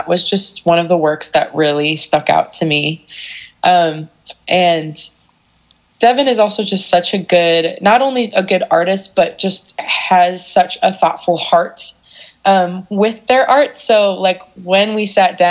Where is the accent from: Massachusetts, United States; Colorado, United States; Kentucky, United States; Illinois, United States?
Illinois, United States; Geneva; I grew up in Geneva